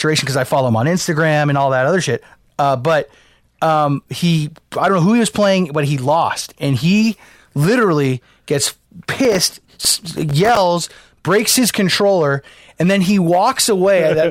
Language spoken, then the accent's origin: English; San Fernando Valley, California, United States; since I was a wee lad growing up in the San Fernando Valley